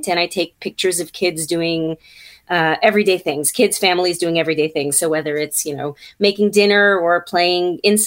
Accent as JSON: {"language": "English", "town": "New York City", "region": "New York", "country": "United States", "moved": "as an adult", "lives_now": "New Jersey, United States", "said": "I'm from Brooklyn originally."}